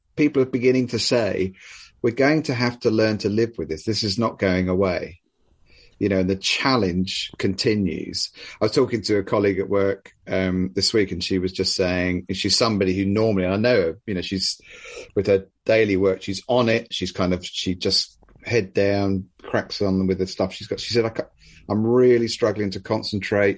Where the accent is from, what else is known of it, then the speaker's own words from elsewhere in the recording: United Kingdom; as great British people